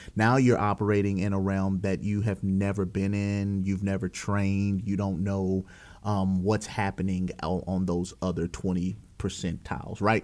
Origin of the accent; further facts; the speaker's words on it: Walker, Louisiana, United States; I came from Walker High School